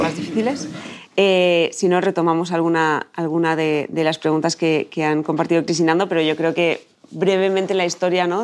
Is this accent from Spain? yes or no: yes; Chamberí, Community of Madrid, Spain; Yo soy de Chamberí